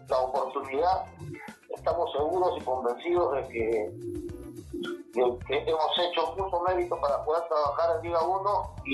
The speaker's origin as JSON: {"language": "Spanish", "town": "Camaná", "region": "Arequipa", "country": "Peru", "said": "yo soy de Camaná"}